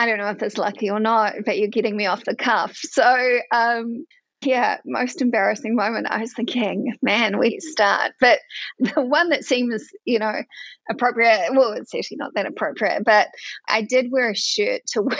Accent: Edgecumbe, Bay of Plenty, New Zealand; accent: Kiwi; I'm a Kiwi. You can probably tell that by my accent. I grew up on a dairy farm in a little town called Edgecombe.

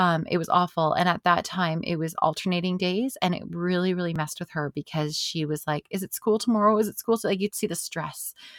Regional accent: Canada; as a Canadian

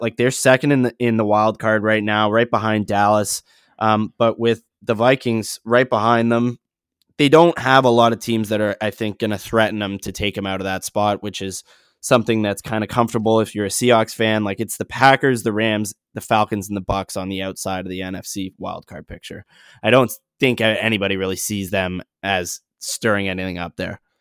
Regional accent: Canada; as a Canadian

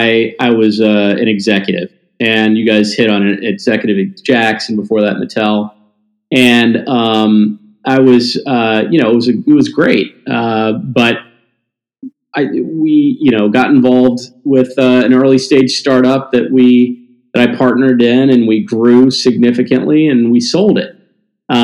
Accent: Mississippi, Tennessee, the South, United States; I grew up in the South, a Jewish little Jewish kid from the South, right? Mississippi, Tennessee.

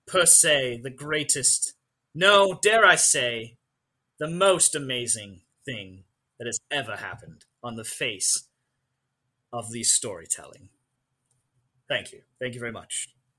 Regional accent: Ireland; seeing as I must, as an Irish person, know the history of all things Ireland.

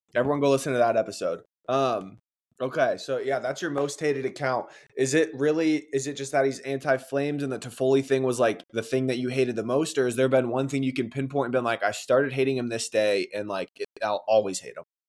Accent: Chicago, Illinois, United States; I'm from Chicago. That's where I live now, too

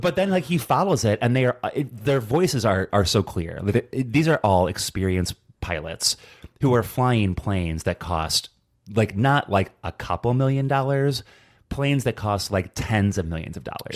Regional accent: Hobart, Indiana, United States; my hometown, Hobart, Indiana

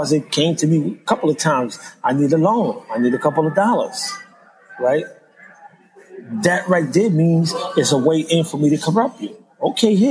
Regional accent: New York, United States; moved away as an adult; also born or lived in Philadelphia; I'm from New York. I'm from the street

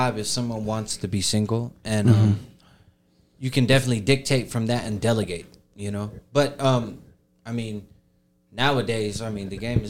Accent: Jacksonville, Florida, United States; from the South, man. I'm from Jacksonville

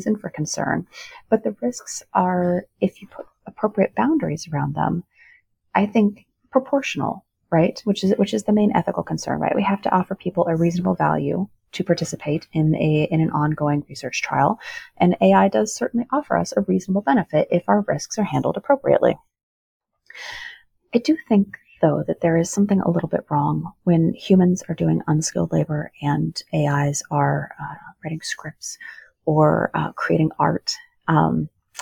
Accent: Rust Belt, United States; I come from the Rust Belt

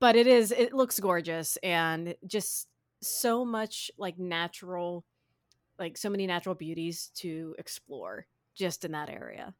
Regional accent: Midwest, United States; I'm a Midwesterner

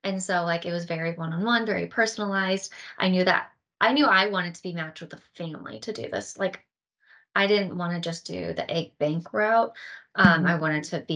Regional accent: St. Louis, Missouri, United States; I'm from St. Louis, Missouri

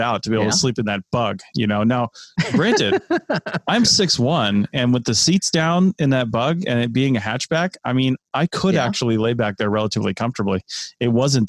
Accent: the Washington area, United States; moved away; also born or lived in Southeast United States; I was born and raised in the Washington area with, you know, trees all around

